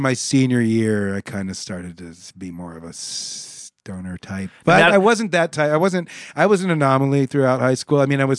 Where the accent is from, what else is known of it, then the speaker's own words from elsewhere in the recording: Omaha, Nebraska, United States; also born or lived in Pittsburgh, United States / San Antonio, United States; I grew up in Omaha.